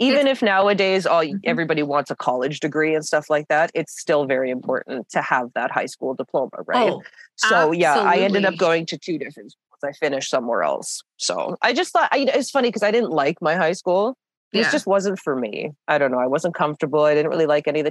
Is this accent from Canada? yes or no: yes; Canada; I'm typical Canadian